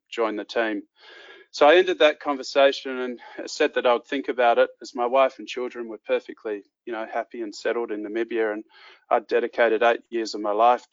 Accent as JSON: {"language": "English", "region": "Western Australia", "country": "Australia", "tie": "born or raised there", "said": "I grew up in Western Australia where mining accounts for about 45% of the state's gross revenue."}